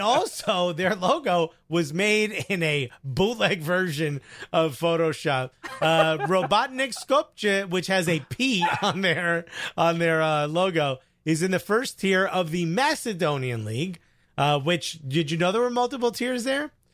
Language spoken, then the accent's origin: English; California, United States; moved away; I'm born and bred in California